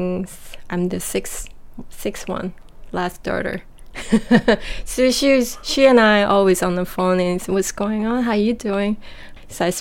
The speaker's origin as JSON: {"language": "English", "country": "South Korea", "tie": "born or raised there", "also_born_or_lived": "Japan", "moved": "yes", "lives_now": "New York City, United States", "said": "what I grew up in Korea"}